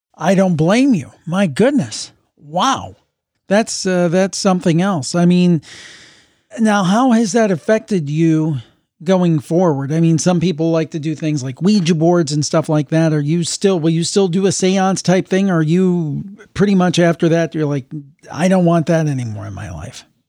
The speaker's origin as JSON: {"language": "English", "town": "Cleveland", "region": "Ohio", "country": "United States", "tie": "born or raised there", "said": "my hometown, May, is calling in. We've got to stick together because we have the Cleveland Browns here"}